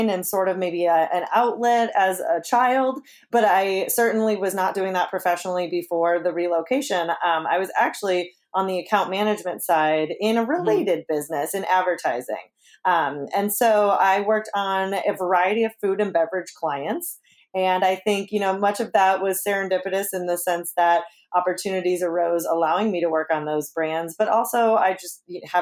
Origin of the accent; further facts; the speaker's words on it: Chicago, Illinois, United States; moved away as an adult; now in Ohio, United States; I'm actually a Buckeye by choice, not by birth. I'm a Chicago native. Yes, originally